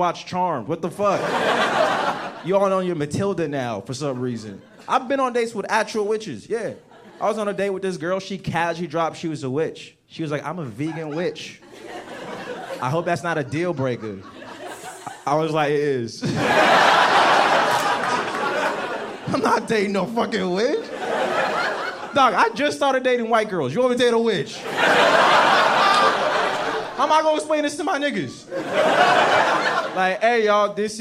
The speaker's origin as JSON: {"language": "English", "country": "United States", "tie": "born or raised there", "also_born_or_lived": "Nigeria"}